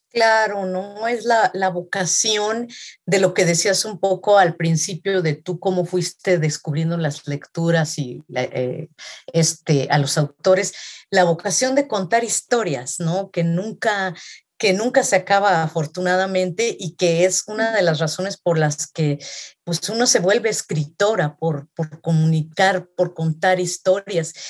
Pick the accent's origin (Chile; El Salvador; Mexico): Mexico; yo como latinoamericana, específicamente como mexicana